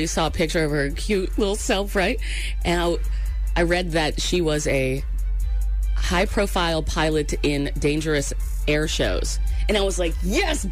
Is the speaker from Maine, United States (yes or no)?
yes; Maine, United States; I grew up in Maine, and lobster boils were a thing